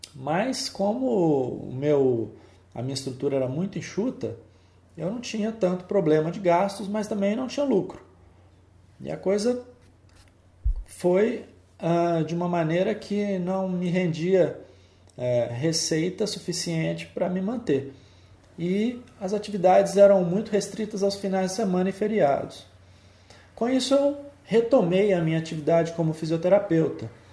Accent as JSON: {"language": "Portuguese", "town": "Belo Horizonte", "region": "Minas Gerais", "country": "Brazil", "tie": "born or raised there", "said": "Eu sou belo horizontino, sou mineiro, nasci em Belo Horizonte"}